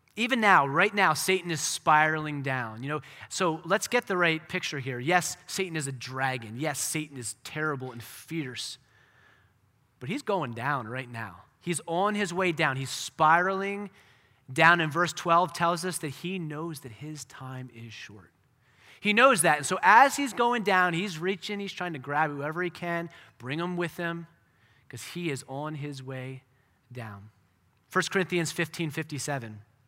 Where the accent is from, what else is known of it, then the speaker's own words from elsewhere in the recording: United States; for us as American Christians